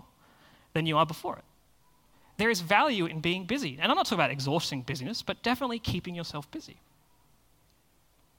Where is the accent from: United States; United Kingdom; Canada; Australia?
Australia; us as Australians